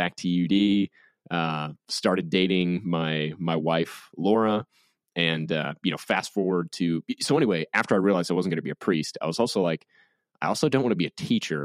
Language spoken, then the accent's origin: English; New Orleans, Louisiana, United States; I grew up in New Orleans